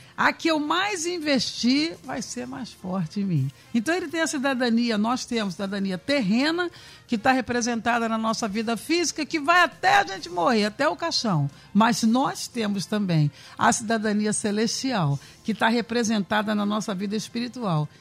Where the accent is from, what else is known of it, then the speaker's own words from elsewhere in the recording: Brazil; eu sou brasileira, dá licença. Esquecendo partido, tudo, eu sou brasileira, ponto